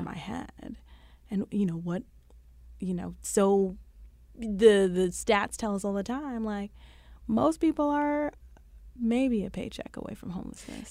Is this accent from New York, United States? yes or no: yes; New York City, New York, United States; I'm from Brooklyn.